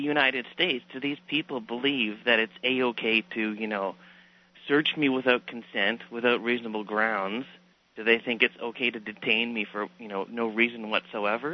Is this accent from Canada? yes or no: yes; Canada; I'm a Canadian